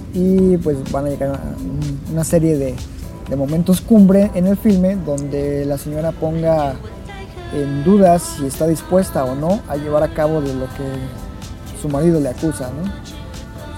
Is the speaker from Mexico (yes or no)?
yes; Mexico; dado que somos mexicanos